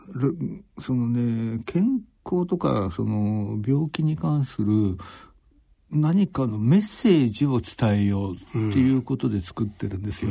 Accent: Iida, Nagano, Japan; 私は長野県の飯田市

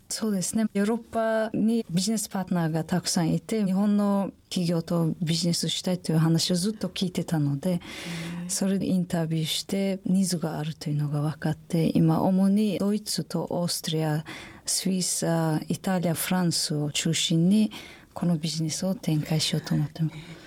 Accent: Samarkand, Samarqand Region, Uzbekistan; Japanese is a second language; moved away as an adult; also born or lived in Kobe; now in Japan; 私のふるさと、サマルカンドという町があるんですが

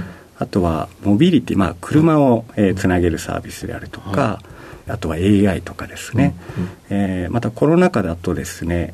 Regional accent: Okayama, Japan; moved away as an adult; also born or lived in Hiroshima Prefecture; now in Tokyo, Japan; 広島県の出身で、育ちは隣の岡山県

